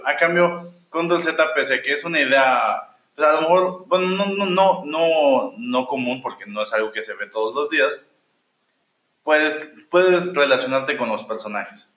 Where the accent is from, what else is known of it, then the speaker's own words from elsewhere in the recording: Mexico; nosotros como mexicanos